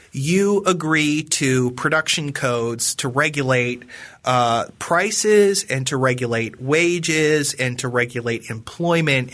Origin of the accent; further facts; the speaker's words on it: Western Pennsylvania, United States; I come from, I come from Western Pennsylvania, which was the home of the Whiskey Rebellion, and that's sort of in my bones and in my blood